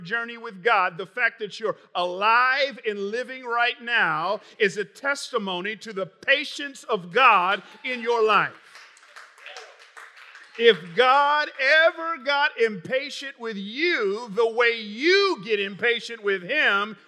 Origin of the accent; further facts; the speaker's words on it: Atlanta, Georgia, United States; moved away; I grew up in Atlanta